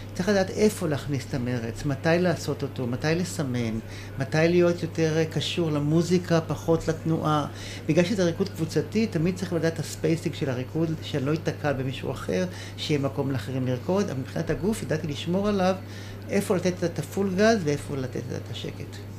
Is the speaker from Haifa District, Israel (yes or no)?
yes; Nahsholim, Haifa District, Israel; אני נולדתי בקיבוץ נחשולים